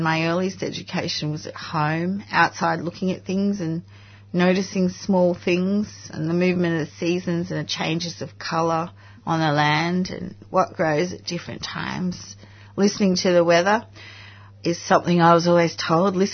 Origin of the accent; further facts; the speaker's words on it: Gundagai, New South Wales, Australia; also born or lived in Wagga Wagga, New South Wales; I was actually born in Wagga in 1961, which is on Wiradjuri country, but my family were from around Gundagai near the Murrumbidgee River